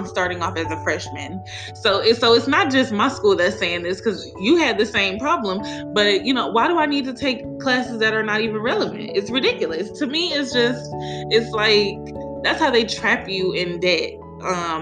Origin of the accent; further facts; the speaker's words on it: Las Vegas, Nevada, United States; moved away as an adult; now in Texas, United States; I'm from Vegas, and when I went to the school out there, it wasn't even a program.